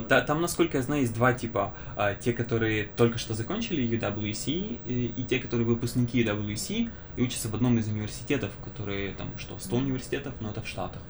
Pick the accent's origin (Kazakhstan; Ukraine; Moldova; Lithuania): Ukraine; Kyiv; я из Украины, из Киева